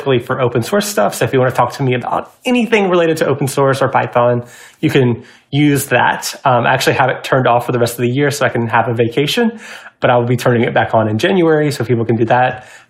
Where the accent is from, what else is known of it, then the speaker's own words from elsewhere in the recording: Georgia, United States; now in Seattle, United States; I'm originally from Georgia, so when I moved to Seattle